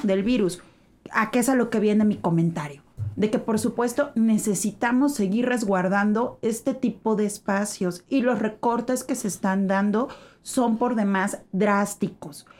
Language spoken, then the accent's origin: Spanish; Mexico; nosotros estarnos aislando como mexicanos